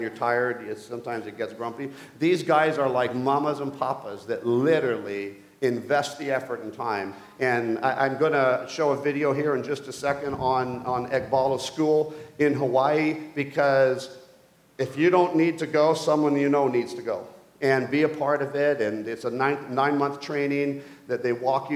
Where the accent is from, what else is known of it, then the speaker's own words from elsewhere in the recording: Mission, British Columbia, Canada; I grew up in Mission, BC, as we moved back to Canada